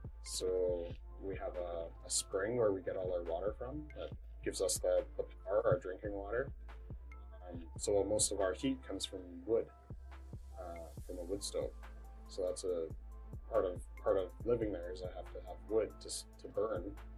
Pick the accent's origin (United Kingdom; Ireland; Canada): Canada; I'm Canadian. I was born in Canada.